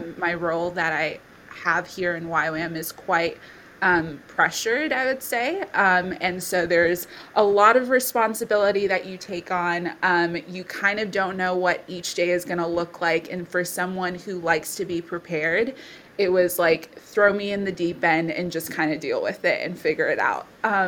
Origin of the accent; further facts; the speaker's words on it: Bangladesh; also born or lived in India; now in Townsville, Australia; I'm originally from Papua New Guinea and Samoa, but I was born and brought up in Bangladesh and India as well. I'm 26 years old